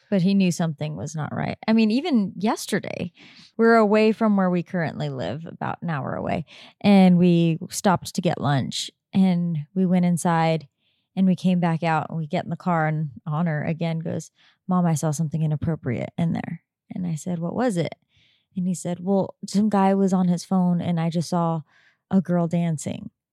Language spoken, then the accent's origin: English; Southern California, United States; moved away as an adult; also born or lived in Oregon; now in Sedona, United States; we, … and I grew up in Southern California and we lived there for most of our life